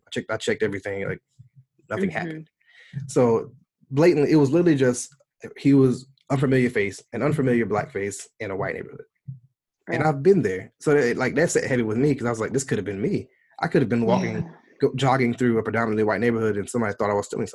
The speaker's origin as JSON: {"language": "English", "country": "United States", "said": "being an American, Black American guy"}